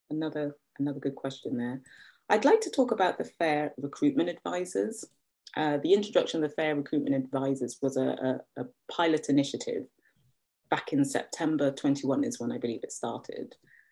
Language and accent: English; United Kingdom; I am British Nigerian.